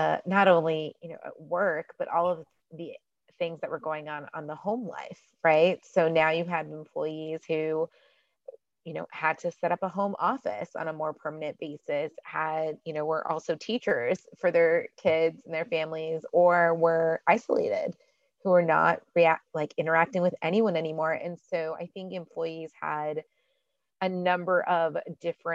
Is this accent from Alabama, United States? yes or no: no; Houston, Texas, United States; also born or lived in Washington, D.C.; now in Dallas, United States; I am originally from Houston, actually, but I spent a lot of my career in Washington, D.C.